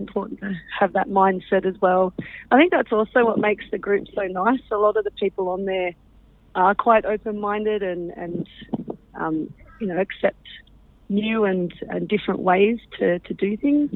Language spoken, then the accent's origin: English; Canberra, Australian Capital Territory, Australia; I'm from Canberra, grown up in uh, and uh, in Canberra my whole life, actually.